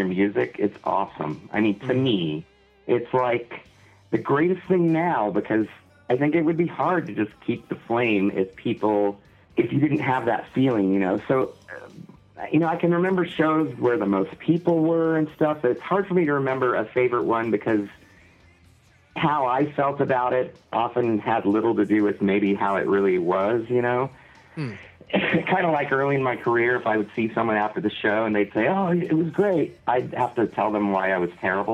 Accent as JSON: {"language": "English", "region": "Midwest", "country": "United States", "said": "We're all from the Midwest"}